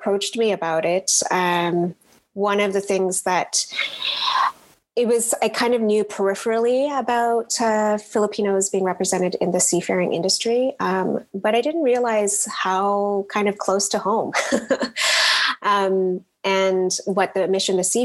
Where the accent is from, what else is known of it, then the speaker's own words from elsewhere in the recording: Lower Mainland, British Columbia, Canada; also born or lived in United States / Brunei; I immigrated to Canada 30 years ago. And so the Lower Mainland has been my home, the only home I've really known